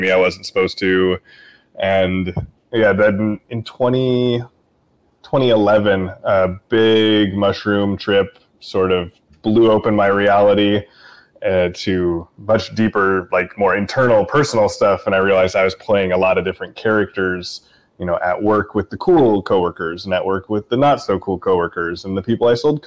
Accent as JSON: {"language": "English", "town": "Portland", "region": "Pacific Northwest", "country": "United States", "tie": "born or raised there", "also_born_or_lived": "I-5 corridor", "moved": "as an adult", "said": "I lived in the Northwest for my whole life. I was born in Portland, grew up and down the I-5 corridor"}